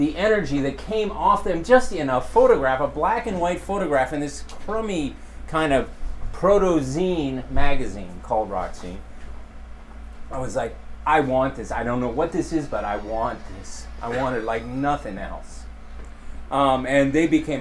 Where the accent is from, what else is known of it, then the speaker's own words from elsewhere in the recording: rural Montana, United States; moved away; I grew up on a farm and ranch in rural Montana